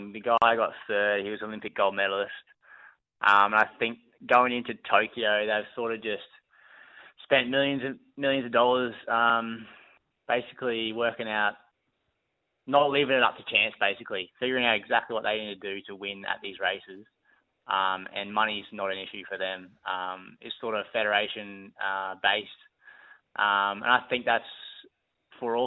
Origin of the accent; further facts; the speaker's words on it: Brisbane, Queensland, Australia; Brisbane. My hometown